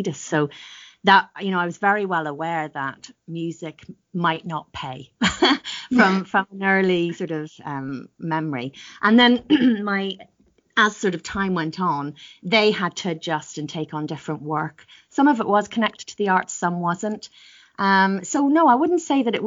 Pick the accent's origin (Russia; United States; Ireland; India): Ireland; also born or lived in Northern Ireland; now in United Kingdom; I grew up in Southern Ireland. Well, part of my early life was actually in Northern Ireland